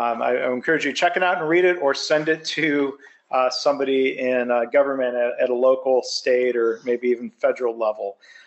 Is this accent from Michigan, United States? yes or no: yes; Livonia, Michigan, United States; the district I grew up in Livonia, Michigan